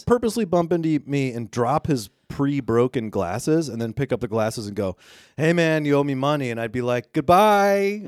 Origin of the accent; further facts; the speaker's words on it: United States; we're from the United States